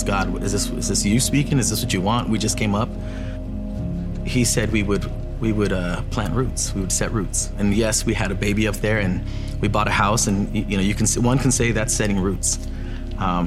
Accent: San Diego, California, United States; moved away as an adult; growing up in San Diego

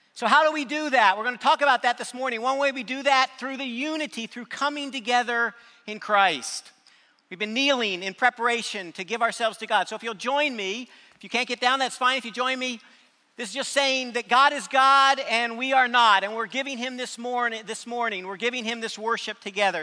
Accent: North County, San Diego, California, United States; also born or lived in Huntsville, Alabama; I was raised in North County. I went to junior high, high school there, so that's my stomping grounds

